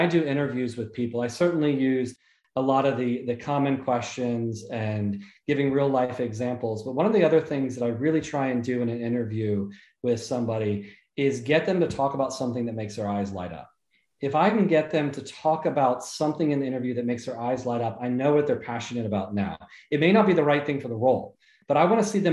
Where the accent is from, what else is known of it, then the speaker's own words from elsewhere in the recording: south of Atlanta, Georgia, United States; also born or lived in Jacksonville, Florida; I was born in Jacksonville, Florida, and then I grew up most of my life in a little south of Atlanta, Georgia